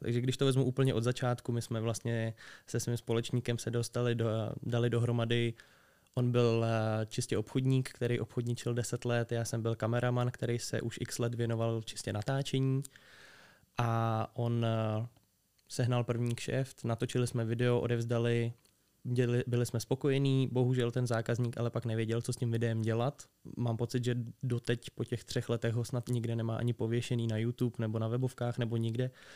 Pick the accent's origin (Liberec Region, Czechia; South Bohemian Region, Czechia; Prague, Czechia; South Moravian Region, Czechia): Liberec Region, Czechia; Liberec; jsem z Liberce